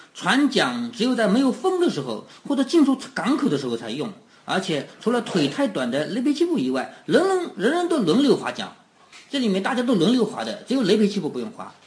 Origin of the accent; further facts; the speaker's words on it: China; 我们中国人